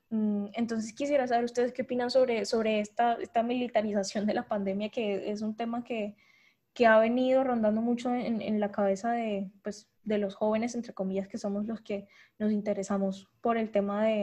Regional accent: Colombia; como ciudadanía y como colombianos hemos decidido hacernos los de la, los de la vista gorda

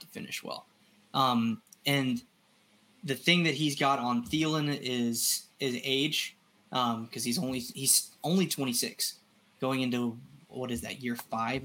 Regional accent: Alabama, United States; moved away; I'm originally from Alabama

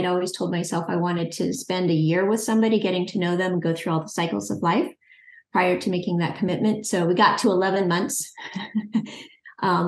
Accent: California, United States; Both of us are California natives

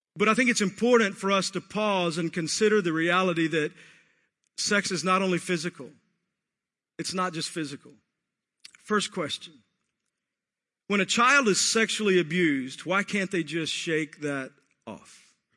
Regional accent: Texas, United States; I grew up in Texas

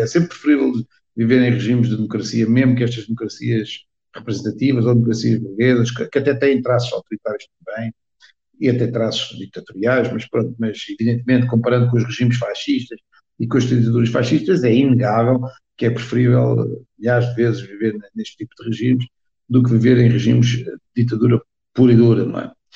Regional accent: Portugal; also born or lived in Angola; apesar de ser portuguesa, nasci em Angola, ou seja, nasci em África, numa das ex-colónias. Meu pai foi para lá trabalhar

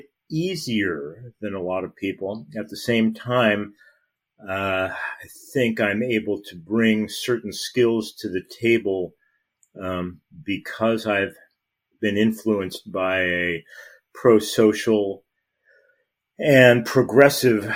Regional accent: Los Angeles, California, United States; I grew up in Los Angeles

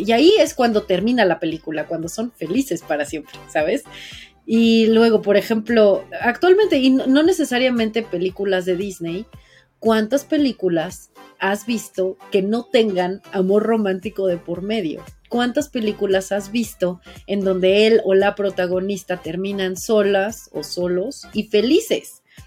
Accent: Mexico; yo hablo como mujer, que soy mujer mexicana, que soy viviendo en una sociedad así

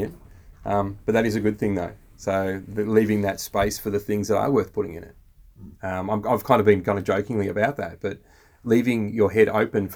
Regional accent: Australia; three Aussie blokes

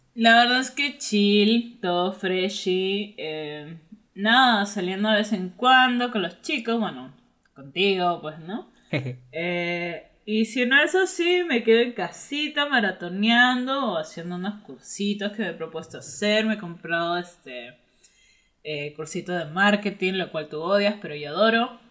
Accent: Trujillo, La Libertad, Peru; born or raised there

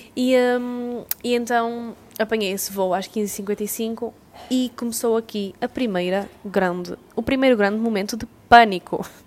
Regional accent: Portugal

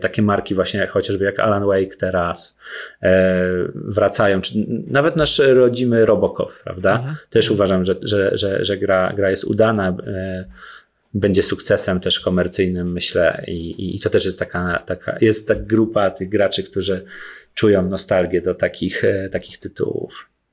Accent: Włoszczowa, Świętokrzyskie Voivodeship, Poland; moved away; jestem z Włoszczowy, bardzo lubię tam wracać

